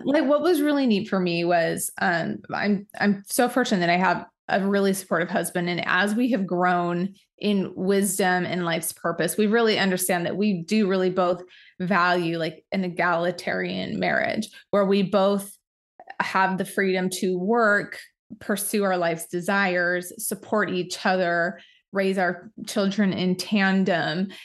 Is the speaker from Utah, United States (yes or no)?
yes; Utah, United States; we both grew up in small towns in Utah